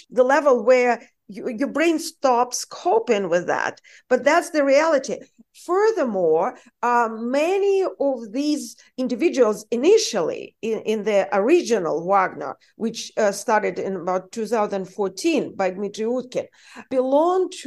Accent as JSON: {"language": "English", "country": "United States", "second_language": "English", "said": "because I am an American, despite my accent. For those of you who don't know, I'm an American citizen. I spent most of my conscious life in the United States."}